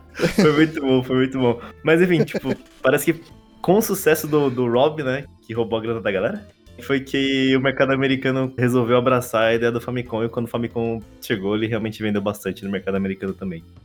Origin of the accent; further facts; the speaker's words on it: Brazil; como brasileiro